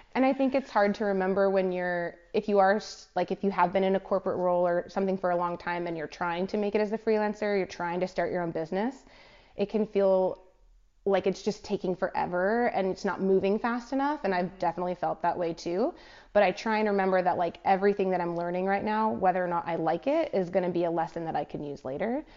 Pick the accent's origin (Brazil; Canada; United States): United States; California; moved away as an adult; also born or lived in Pacific Northwest / Hawaii; now in Melbourne, Australia; I'm actually from California. So from, hmm. from California, but I moved from the Pacific Northwest to Melbourne